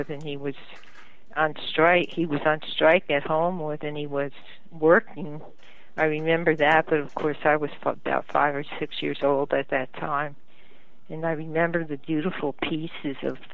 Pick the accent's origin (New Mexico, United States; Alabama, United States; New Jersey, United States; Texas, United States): New Jersey, United States; Paterson; I was born in Patterson, and I lived in Patterson for 21 years